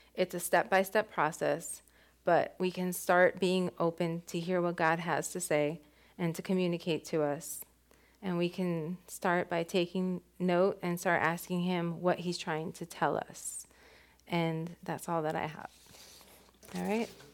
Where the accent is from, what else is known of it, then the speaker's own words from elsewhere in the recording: West Palm Beach, Florida, United States; we grew up in West Palm together